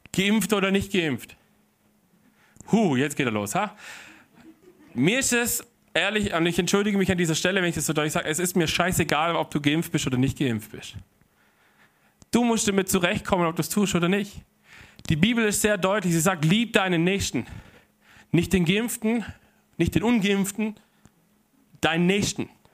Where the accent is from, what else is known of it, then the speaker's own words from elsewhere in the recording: Germany; also born or lived in Heilbronn; hier bei uns in Deutschland